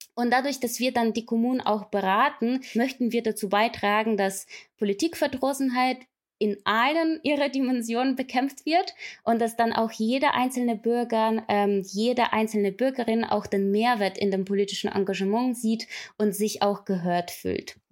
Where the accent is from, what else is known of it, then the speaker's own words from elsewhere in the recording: Ukraine; moved away as an adult; ich komme ursprünglich aus der Ukraine und war damals bei der ukrainischen Revolution live mit dabei